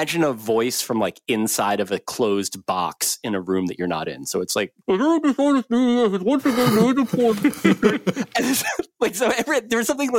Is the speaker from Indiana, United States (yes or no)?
no; New Jersey, United States; I grew up in New Jersey